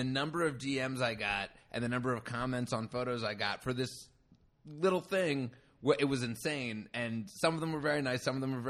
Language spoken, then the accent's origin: English; Cherry Hill, New Jersey, United States; moved away as an adult; also born or lived in Hollywood; now in Los Angeles, United States; I'm from South Jersey, right outside of Philadelphia